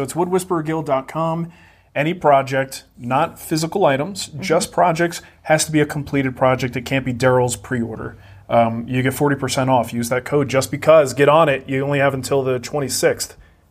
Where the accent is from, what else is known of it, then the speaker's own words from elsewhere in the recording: Trenton, New Jersey, United States; moved away; in New Jersey, in my hometown of Trenton, New Jersey.